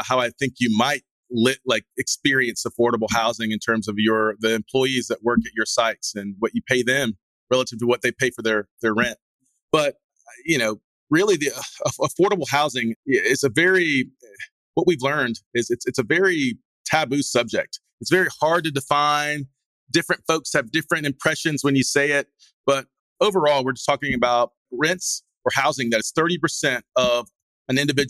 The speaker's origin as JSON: {"language": "English", "town": "Greenville", "region": "South Carolina", "country": "United States", "tie": "born or raised there", "said": "this is my hometown"}